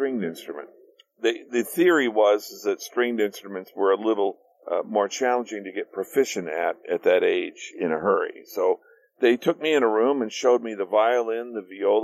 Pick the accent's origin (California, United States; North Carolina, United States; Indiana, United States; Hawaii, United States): Indiana, United States; Gary; moved away; I came from Gary, Indiana, which was a steel town, a factory town